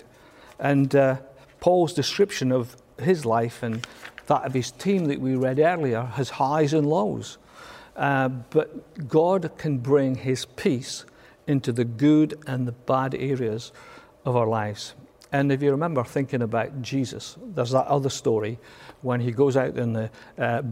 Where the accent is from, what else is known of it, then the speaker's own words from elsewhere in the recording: Scotland, United Kingdom; I'm Scottish